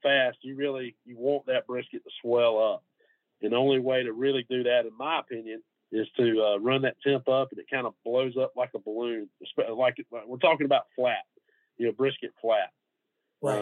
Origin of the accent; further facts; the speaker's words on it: Middle Georgia, United States; moved away as an adult; now in Gainesville, United States; I'm from Middle Georgia